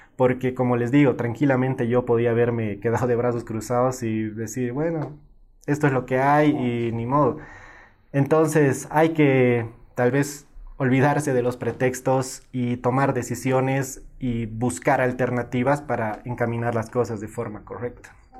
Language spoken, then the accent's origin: Spanish; Cochabamba, Bolivia; yo nací en Cochabamba